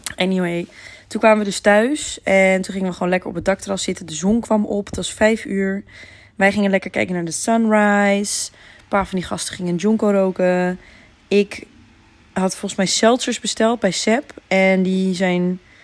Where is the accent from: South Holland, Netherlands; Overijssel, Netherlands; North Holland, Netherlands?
North Holland, Netherlands; Heemskerk; ik kom niet uit Amsterdam, ik kom uit Heemskerk